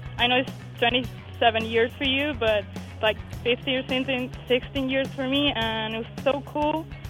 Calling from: Madrid, Community of Madrid, Spain; I'm calling from Madrid.

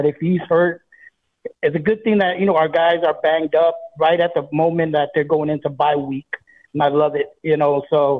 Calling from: Hawaii, United States; I'm out here in Hawaii, man.

